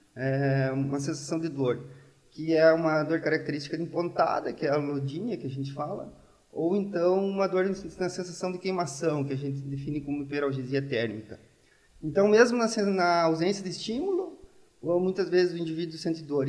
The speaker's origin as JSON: {"language": "Portuguese", "town": "Santo Augusto", "region": "Rio Grande do Sul", "country": "Brazil", "tie": "born or raised there", "also_born_or_lived": "Palmeira das Missões, Brazil / Ireland / Italy / Pamplona, Spain", "moved": "as an adult", "lives_now": "Coimbra, Portugal", "said": "Eu nasci em Palmeiras das Missões e no outro dia já estava em Santo Augusto"}